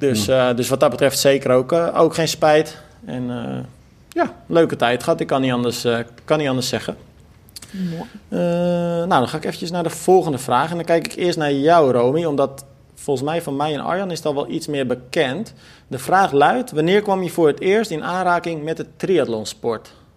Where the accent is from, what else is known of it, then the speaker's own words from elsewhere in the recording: Almere, Flevoland, Netherlands; Ik stond als kind altijd in Almere Haven te kijken